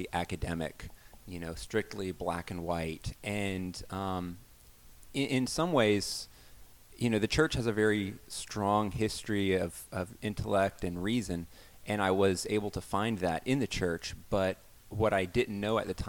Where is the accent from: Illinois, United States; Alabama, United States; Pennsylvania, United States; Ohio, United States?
Alabama, United States; I grew up in the Bible Belt, Alabama